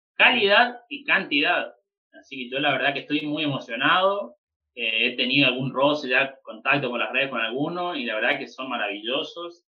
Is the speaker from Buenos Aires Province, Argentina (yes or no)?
no; Chaco, Argentina; moved away; iba a Chaco también, a mi pueblo, o sea, dentro de Chaco y después puntualmente a mi pueblo, donde yo nací